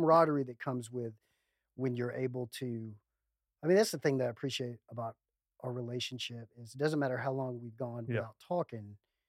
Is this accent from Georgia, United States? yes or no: yes; Macon, Georgia, United States; also born or lived in California; originally from Macon.